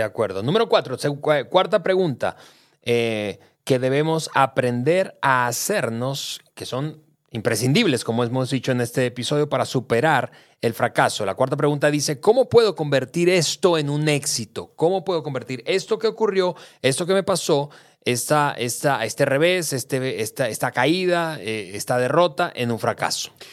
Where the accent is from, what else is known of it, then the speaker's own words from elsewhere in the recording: Venezuela; moved away as an adult; now in Mexico; yo nací, crecí en Venezuela, hace ya 13 años vivo en México